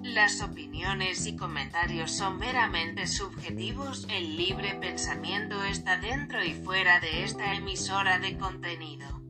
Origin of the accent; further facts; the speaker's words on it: Mexico; uno como mexicano